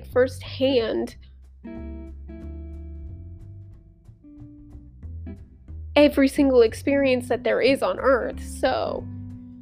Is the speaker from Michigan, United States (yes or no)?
no; St. Louis, Missouri, United States; moved away as an adult; now in Mississippi, United States; I'm from St. Louis